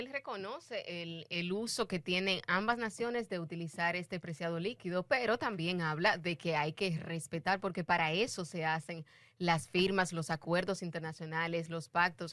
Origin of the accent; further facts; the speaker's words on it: Dominican Republic; nosotros como República Dominicana